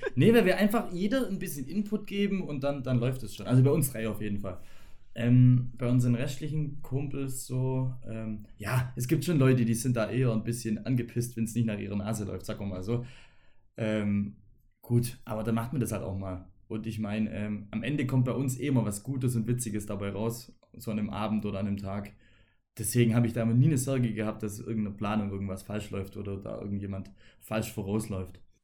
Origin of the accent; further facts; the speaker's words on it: Germany; wir als Deutsche